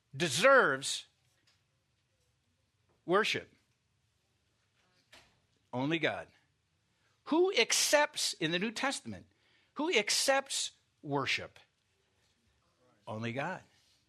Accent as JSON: {"language": "English", "region": "Iowa", "country": "United States", "tie": "born or raised there", "said": "I mean, I grew up in Iowa, not on a farm, but near farmland, and we had dogs, okay?"}